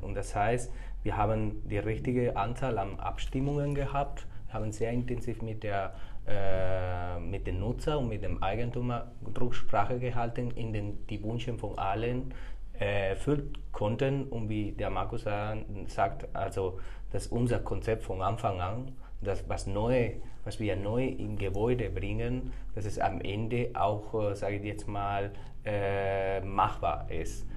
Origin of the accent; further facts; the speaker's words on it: Córdoba, Andalusia, Spain; German is a second language; moved away as an adult; now in Munich, Germany; Ich komme aus Spanien her, genauso zu sagen aus Südspanien, aus Andalusien hm. und aus einer wunderbaren Stadt, die Córdoba heißt